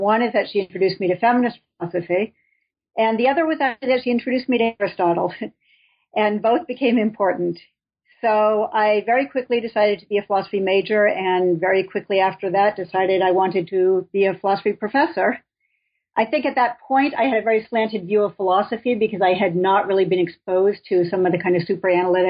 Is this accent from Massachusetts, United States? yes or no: yes; Boston, Massachusetts, United States; moved away as an adult; also born or lived in Minnesota; now in Binghamton, United States; I'm from the Boston area